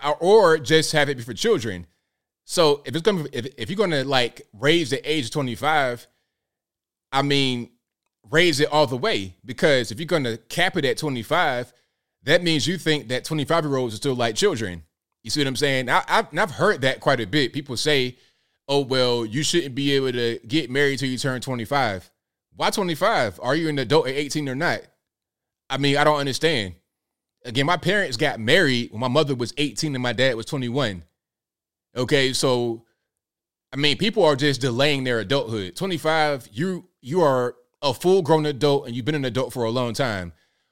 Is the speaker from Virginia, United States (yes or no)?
yes; Portsmouth, Virginia, United States; Hey, Tanisha, I'm from Virginia. I'm from the hood. Look up Portsmouth, Virginia, P City, P Town. Okay, I'm from the absolute hood.